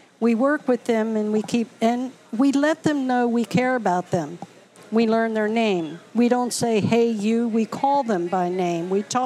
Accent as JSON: {"language": "English", "town": "Norfolk", "region": "Virginia", "country": "United States", "tie": "born or raised there", "moved": "as an adult", "lives_now": "Baltimore, United States", "said": "I'm from Norfolk, Virginia"}